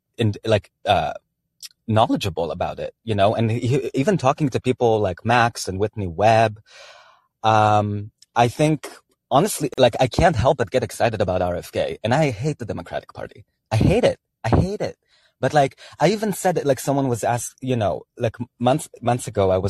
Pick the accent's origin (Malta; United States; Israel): Israel; I'm Jewish, I'm from Israel